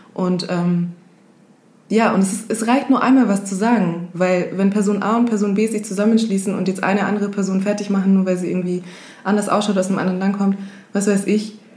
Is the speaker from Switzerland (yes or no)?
no; Kenya; now in Germany; bin Kenianerin